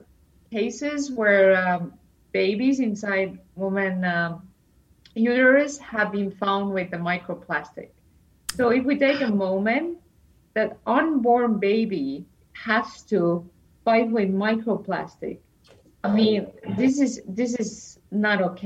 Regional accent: Estonia; I come from Estonia

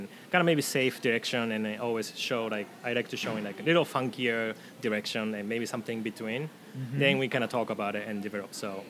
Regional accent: Tokai, Japan; because Edmonds' sister city is Hekinan City, kind of by my hometown in Tokai area.

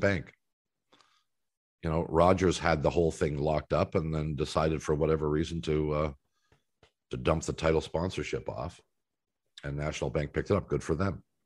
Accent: Canada; as a Canadian watching tennis players

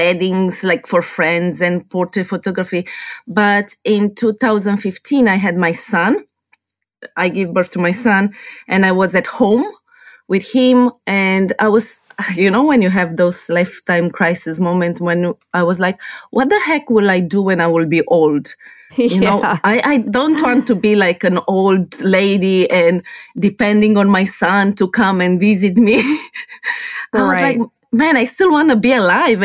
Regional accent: Romania; English is a second language; moved away as an adult; also born or lived in New Zealand; now in Brisbane, Australia; originally I'm from Romania

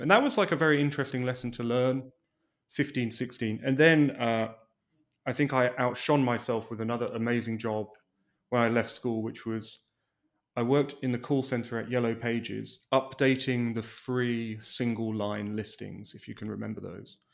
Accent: England, United Kingdom; now in Los Angeles, United States; an Englishman living in Los Angeles

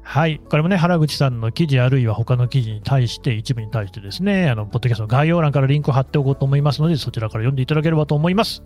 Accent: Nagoya, Aichi, Japan; 愛知、名古屋の出身

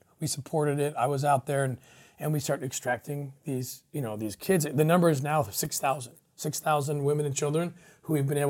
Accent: Netherlands; English is a second language; I'm like, I'm a Dutch, I'm from Holland, I'm just getting, helping.

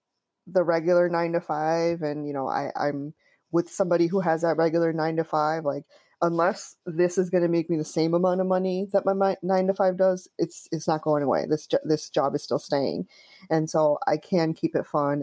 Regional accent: Connecticut, United States; I grew up in Connecticut.

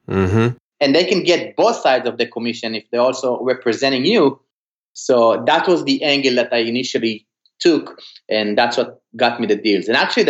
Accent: California, United States; I'm from California looking to buy a rental.

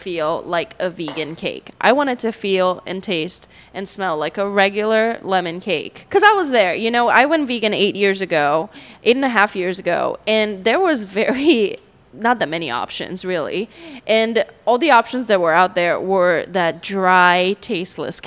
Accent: Brazil; now in St. Petersburg, United States; I'm from Brazil, and it's a very meat-heavy Brazilian diet

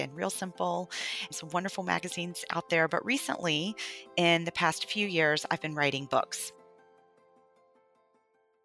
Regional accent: the Bible Belt, United States; now in New York City, United States; I grew up in the Bible Belt

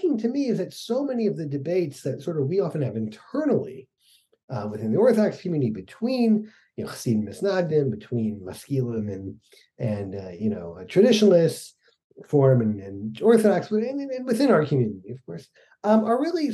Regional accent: Atlanta, Georgia, United States; moved away; also born or lived in Utah; I grew up in Atlanta in the 70s as a kid

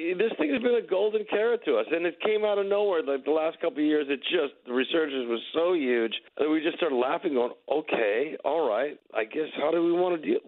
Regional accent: Los Angeles, California, United States; we're from North Hollywood

